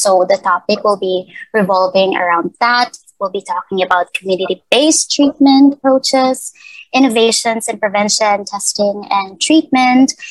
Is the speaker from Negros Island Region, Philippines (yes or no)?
yes; Negros Island Region, Philippines; born or raised there; now in Cebu, Philippines